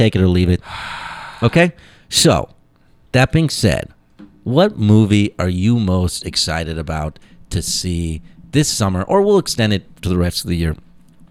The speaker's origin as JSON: {"language": "English", "region": "Indiana", "country": "United States", "said": "I'm from Indiana"}